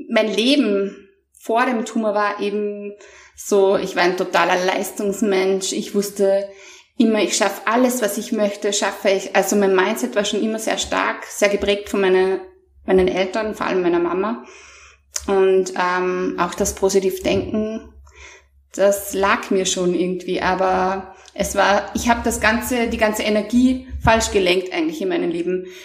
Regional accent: Mondsee, Upper Austria, Austria; ähm, ich komme aus Monse, das ist in Österreich ein ganz kleiner, bescheidener, aber wunderschöner Ort äh, zwischen Seen und Bergen.

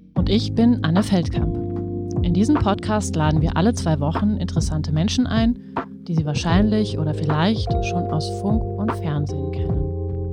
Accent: Germany; als Deutsche

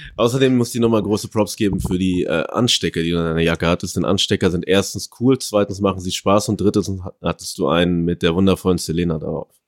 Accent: Paderborn, North Rhine-Westphalia, Germany; moved away; also born or lived in Ecuador; Paderborn, wo ich herkomme

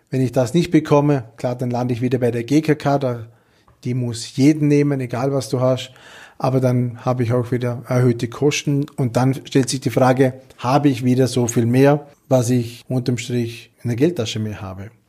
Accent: Vorarlberg, Austria; Ich als waschechter Vorarlberger sehe das trotzdem ganz, ganz nüchtern. Schweiz hat ihre Vorteile und natürlich wir haben unsere Vorteile hier in Österreich.

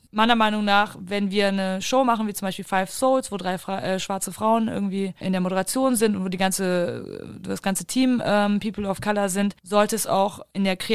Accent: Germany; Also wir haben in Deutschland, also zumindest da, wo ich herkomme, in den Fernsehshow-Produktionen, die sehr groß sind und wo es auch um viel Geld geht, bestimmte Positionen, Produktionen.

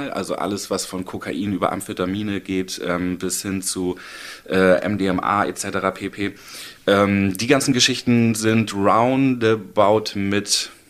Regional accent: Hamburg, Germany; also born or lived in Baden-Württemberg; ich habe in Baden-Württemberg gelebt, ich bin in Hamburg geboren, dann nach Baden-Württemberg gezogen. Als ich 13, 14 war, wieder zurück nach Hamburg gekommen

